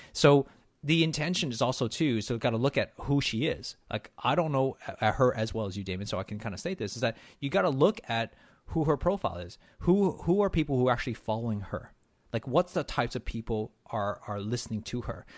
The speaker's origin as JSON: {"language": "English", "country": "Canada", "said": "being Canadian"}